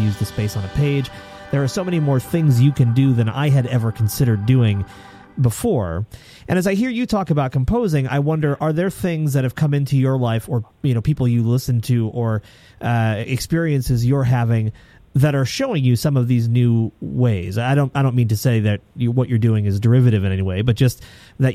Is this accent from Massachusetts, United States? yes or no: yes; Lenox, Massachusetts, United States; I'm actually from Lenox